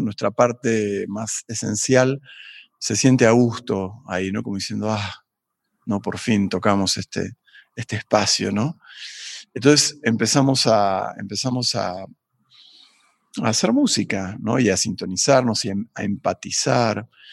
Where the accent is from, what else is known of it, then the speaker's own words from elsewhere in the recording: Buenos Aires, Argentina; moved away as an adult; also born or lived in Tafí del Valle, Tucumán, Argentina / United States; now in Mexico; yo nací en Buenos Aires, en un barrio que se llama Barrio Piedrabuena